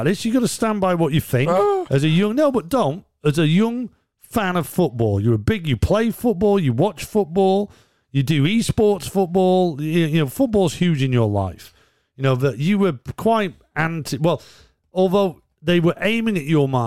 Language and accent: English; Yorkshire and the Humber, United Kingdom; I am a Yorkshireman